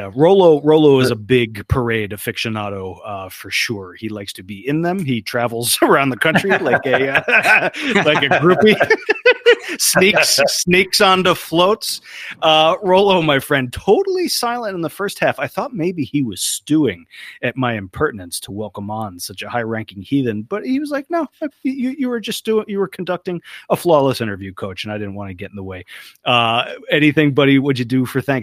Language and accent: English; New Jersey, United States; growing up in South Jersey